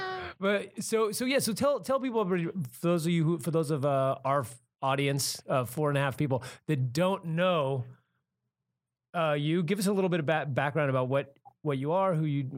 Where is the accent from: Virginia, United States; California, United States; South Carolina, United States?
California, United States; Santa Cruz; I'm from Santa Cruz, California, which is kind of, you know, hippie dippy, a lot of new agey type stuff up there.